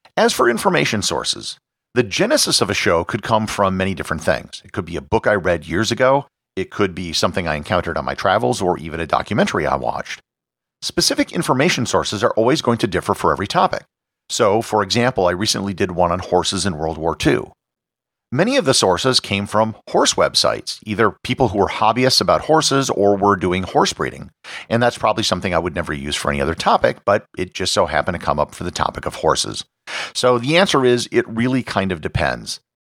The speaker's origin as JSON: {"language": "English", "town": "Appleton", "region": "Wisconsin", "country": "United States", "tie": "born or raised there", "said": "I was born in Appleton, Wisconsin, which is also the birthplace of Harry Houdini and Willem Dafoe"}